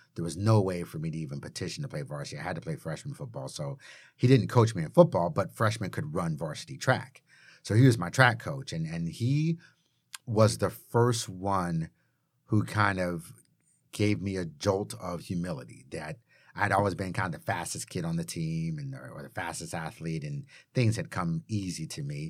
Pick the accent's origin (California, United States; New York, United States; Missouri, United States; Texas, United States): California, United States; Chatsworth; also born or lived in Tampa, Florida; I was born in Tampa, Florida, lived there until I was three, and then my dad got a job promotion, and we moved out here to California, to Chatsworth